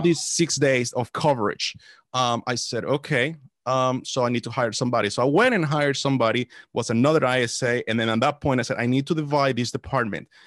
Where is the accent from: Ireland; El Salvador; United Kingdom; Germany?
El Salvador; now in Washington, D.C. area, United States; I was born in El Salvador. Uh, that's where I was born. Came to the States back in two thousand